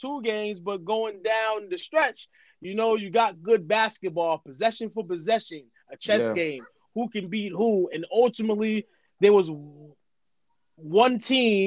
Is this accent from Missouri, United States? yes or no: no; Massachusetts, United States; I'm from Massachusetts